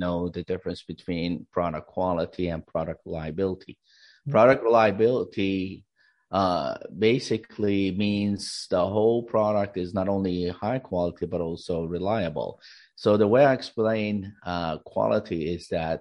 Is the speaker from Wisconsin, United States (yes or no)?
no; California, United States; I'm from California, USA